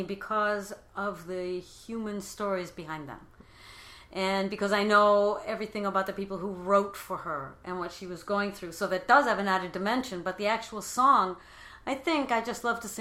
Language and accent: English; Cleveland, Ohio, United States; first language English; moved away; also born or lived in Paris / Bristol; I'm from Cleveland